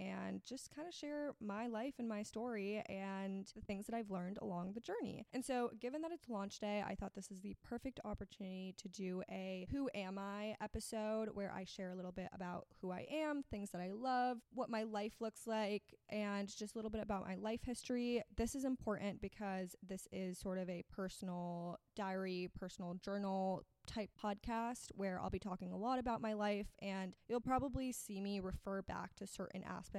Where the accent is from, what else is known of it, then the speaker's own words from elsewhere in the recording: Miami, Florida, United States; also born or lived in Austin, Texas; I am from Miami, Florida. I grew up here, but I actually was born in Austin, Texas